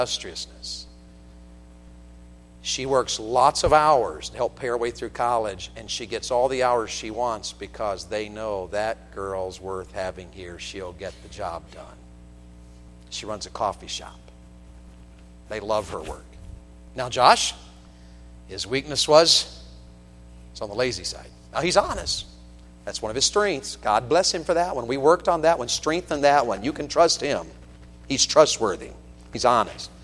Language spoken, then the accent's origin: English; Tennessee, United States; moved away; I'm from Tennessee